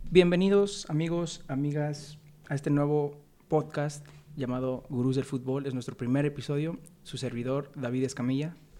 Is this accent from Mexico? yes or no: yes; Mexico; somos mexicanos, somos mexicanos